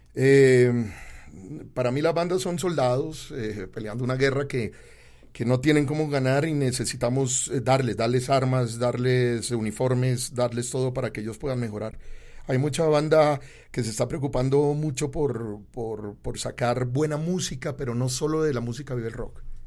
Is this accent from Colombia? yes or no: yes; Colombia; yo soy colombiano